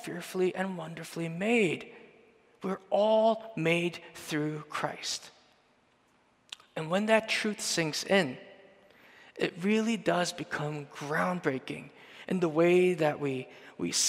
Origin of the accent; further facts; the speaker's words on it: Canada; we're from Canada